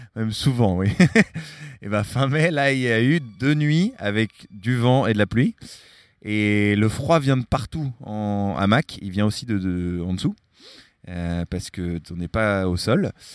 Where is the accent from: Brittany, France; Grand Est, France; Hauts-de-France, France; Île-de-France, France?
Brittany, France; Larmor-Plage; also born or lived in San Francisco; now in Marseille, France; Je suis originaire de Bretagne.